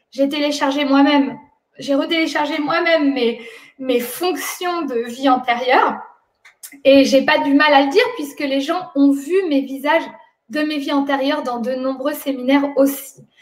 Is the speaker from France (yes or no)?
yes; France; moi je suis née en France et grandi en France